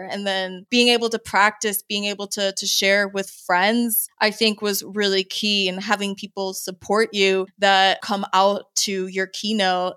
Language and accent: English; San Antonio, Texas, United States; moved away as an adult; also born or lived in Andrews Air Force Base, Maryland; we moved there when I was five, and I basically stayed there until I headed out to college.